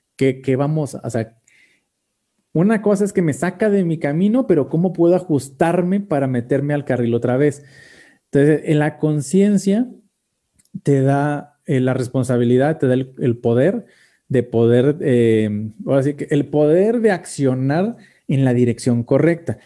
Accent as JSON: {"language": "Spanish", "country": "Mexico", "said": "como mexicanos"}